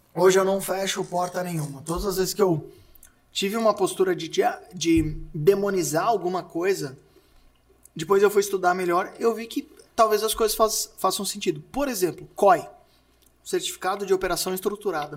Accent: Santo André, São Paulo, Brazil; eu nasci em Santo André. E Santo André tem algumas escolas muito boas, assim. E eu sempre estudei nessas

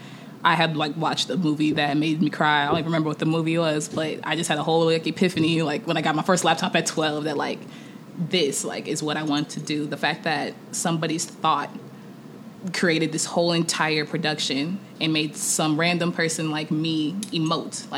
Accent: Kansas City, United States; also born or lived in Nigeria (ancestry) / Atlanta; there's a Nigerian community of like Greater Kansas City.

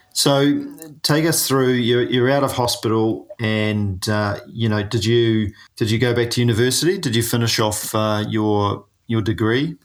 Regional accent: New Zealand; I'm a paraplegic from New Zealand

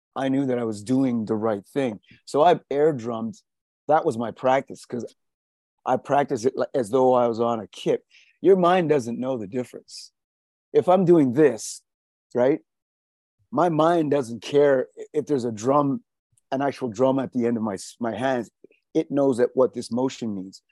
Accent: South Africa; moved away; I was born in South Africa

